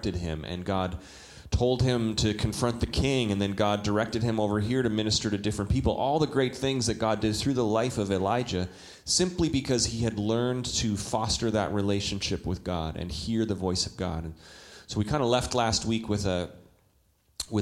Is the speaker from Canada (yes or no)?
yes; Calgary, Alberta, Canada; moved away; when I was a 19-year-old in Calgary, Alberta, Canada. I'm a Canadian.